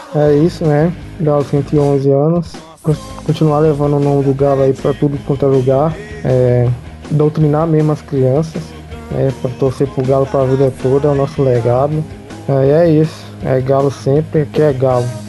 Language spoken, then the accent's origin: Portuguese; interior of Minas Gerais, Brazil; Eu cresci longe de Mineirão, Independência, tinha no interior